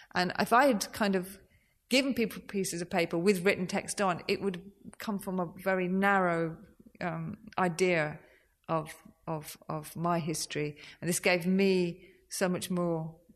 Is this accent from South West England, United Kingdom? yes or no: no; Birmingham, West Midlands, United Kingdom; I'm from Birmingham